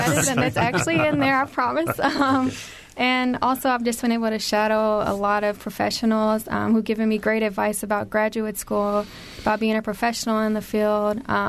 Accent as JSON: {"language": "English", "region": "Arkansas", "country": "United States", "moved": "as an adult", "said": "I'm from Arkansas, and that's really far from Davidson"}